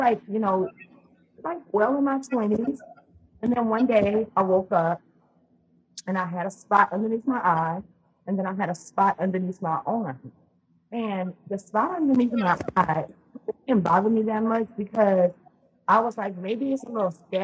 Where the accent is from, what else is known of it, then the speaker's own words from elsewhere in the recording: Louisiana, United States; now in Texas, United States; I'm from Louisiana. That's where I'm originally from. Mm-hmm. I'm in Texas now, but I'm from Louisiana. So I grew up in the South.